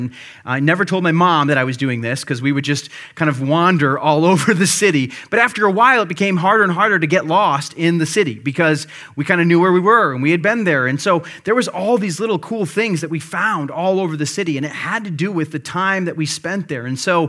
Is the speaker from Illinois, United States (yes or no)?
yes; Illinois, United States; I grew up near Chicago, used to live near Chicago, and we would make occasional day trips down there.